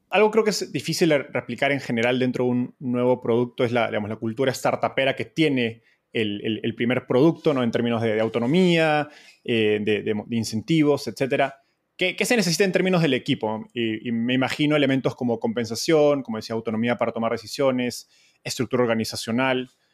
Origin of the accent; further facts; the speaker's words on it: Peru; en Perú, de donde soy